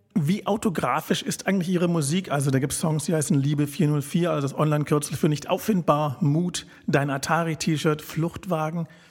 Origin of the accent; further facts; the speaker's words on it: Berlin, Germany; Ich als gebürtiger Berliner